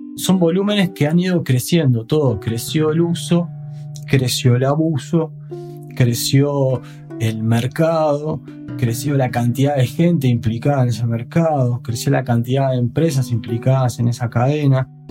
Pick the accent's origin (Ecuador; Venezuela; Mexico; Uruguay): Uruguay; en mi país, en Uruguay